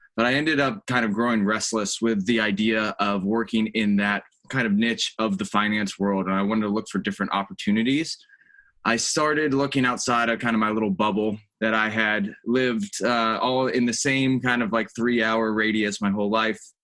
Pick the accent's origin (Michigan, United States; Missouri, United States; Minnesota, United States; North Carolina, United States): North Carolina, United States; Charlotte; moved away as an adult; also born or lived in Columbia, South Carolina; now in Charleston, United States; I grew up in Charlotte, North Carolina